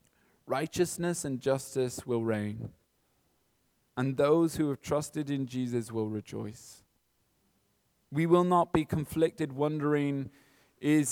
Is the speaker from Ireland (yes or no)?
yes; Kilkenny, Leinster, Ireland; now in Dublin, Ireland; I'm from Kilkenny